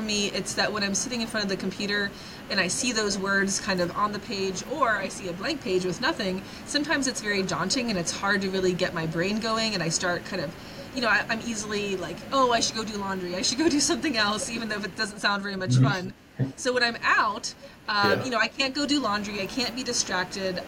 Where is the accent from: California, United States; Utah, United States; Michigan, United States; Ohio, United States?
Ohio, United States; Coshocton; growing up in Coshocton, which, you know, I love the town, but it was a very small place